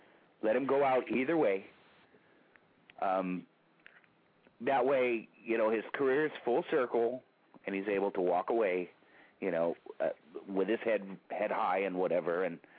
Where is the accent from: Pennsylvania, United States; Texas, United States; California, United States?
California, United States; Bay Area; I'm from the Bay Area.